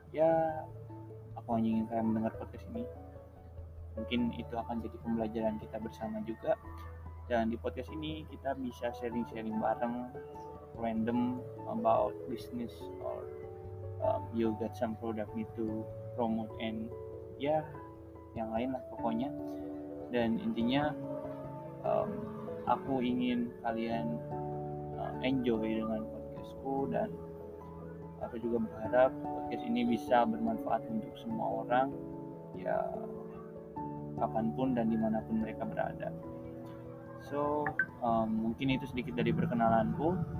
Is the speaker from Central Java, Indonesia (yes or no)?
yes; Semarang, Central Java, Indonesia; aku asalnya dari Semarang